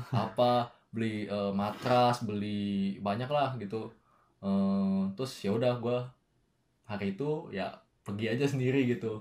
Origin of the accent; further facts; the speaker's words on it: Indonesia; moved away; gue dari Indo